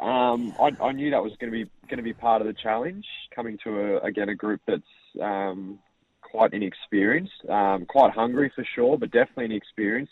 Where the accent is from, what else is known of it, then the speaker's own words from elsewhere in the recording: Lauderdale, Tasmania, Australia; moved away; I grew up in Lauderdale